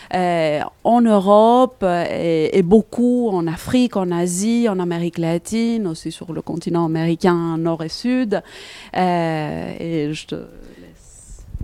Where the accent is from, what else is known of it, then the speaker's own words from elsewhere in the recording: Greece; moved away; mon pays natal, la Grèce